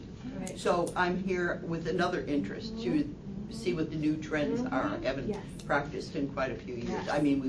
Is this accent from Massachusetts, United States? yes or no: no; Ludlow, Vermont, United States; I'm from Ludlow, Vermont